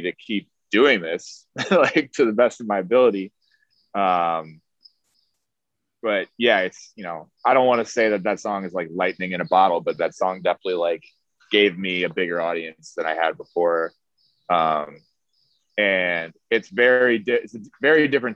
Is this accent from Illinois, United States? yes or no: yes; Chicago, Illinois, United States; also born or lived in Miami, Florida; now in New York, United States; I'm from Chicago originally